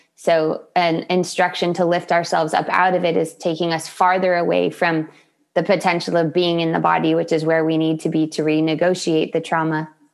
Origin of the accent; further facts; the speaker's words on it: Solana Beach, California, United States; I am in Solana Beach, California, my hometown